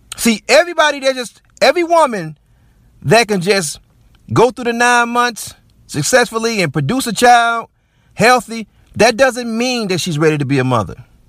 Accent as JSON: {"language": "English", "country": "United States", "said": "as Black American men."}